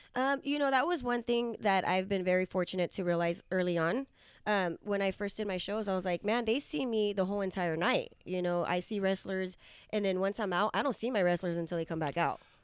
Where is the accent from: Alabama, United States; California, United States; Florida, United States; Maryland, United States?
California, United States; Hanford; your hometown in Hanford, California